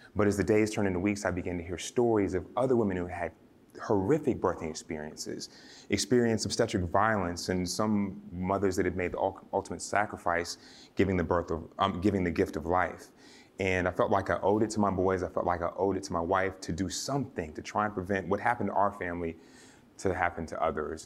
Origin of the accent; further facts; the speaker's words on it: Georgia, United States; my home state of Georgia